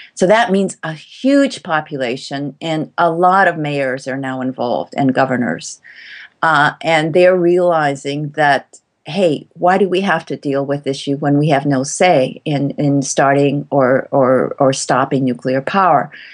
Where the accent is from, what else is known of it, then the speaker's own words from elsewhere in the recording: Tokyo, Japan; now in Kyoto, Japan; I was born in Tokyo